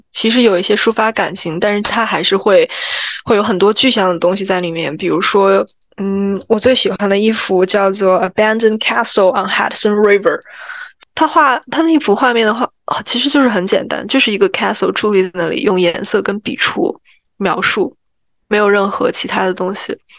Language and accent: Chinese; China; 我们中国人